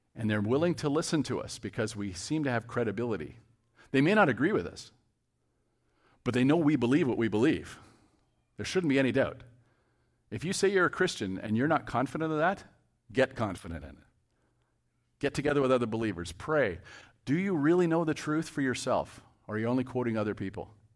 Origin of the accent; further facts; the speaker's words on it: Cambridge, Ontario, Canada; I'm from Cambridge